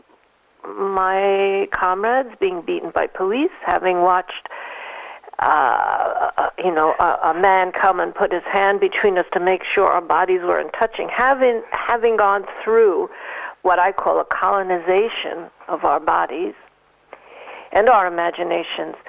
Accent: New York City, New York, United States; Living in New York City, in the Bronx. I was born in the Bronx

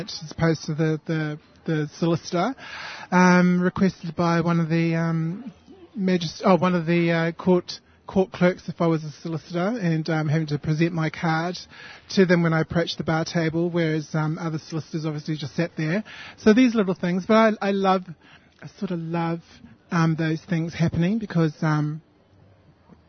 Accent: New Zealand; now in Sydney, Australia; I was born in New Zealand and moved to Australia in the 90s

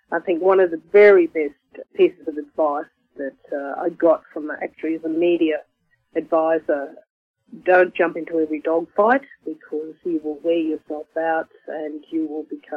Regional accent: Brisbane, Queensland, Australia; also born or lived in Ayr, North Queensland; I've lived in Brisbane most of my life

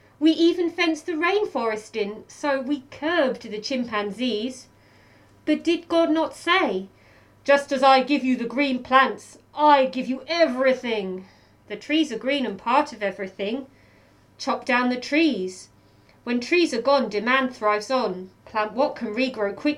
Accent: Welwyn Garden City, East of England, United Kingdom; moved away as an adult; also born or lived in Manchester, United Kingdom / Bristol, United Kingdom; now in Melbourne, Australia; So I'm from Welwyn Garden City, which is a small town north of London.

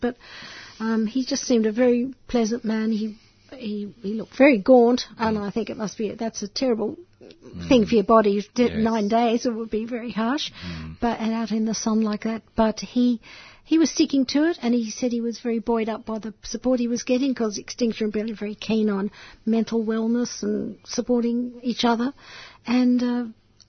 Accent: Melbourne, Victoria, Australia; moved away as an adult; also born or lived in South America; now in Sydney, Australia; I grew up in Melbourne

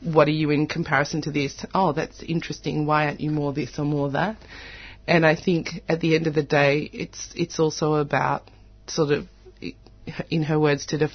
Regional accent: Australia; growing up in Australia

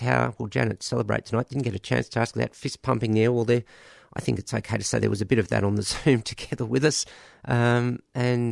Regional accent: Australia; as an Australian

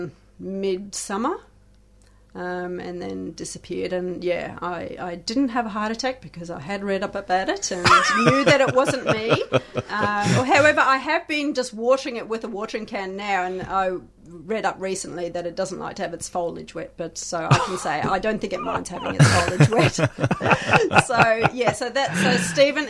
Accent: South Africa; moved away; I hail from South Africa originally

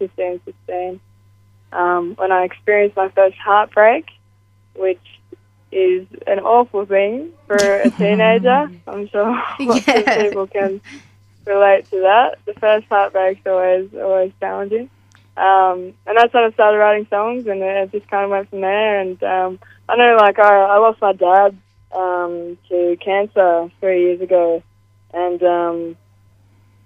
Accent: Grafton, New South Wales, Australia; I come from Grafton, Northern New South Wales, and it was brought to my attention over the last year or so that Grafton, or the surrounding areas of Grafton, the Clarence Valley, we actually have one of the highest youth suicide rates in the country. And that's a very shocking, it was a very shocking thing for me to find out, having grown up there

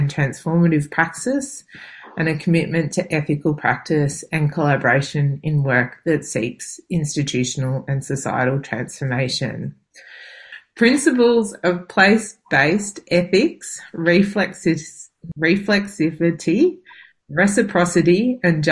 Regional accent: Melbourne, Victoria, Australia; also born or lived in Sydney, Australia; now in central Victoria, Australia; I was born in Warranay, so-called Sydney, on the lands of the Gadigal people of the Eora Nation, and spent most of my life on Boonwurrung and Wurundjeri lands.

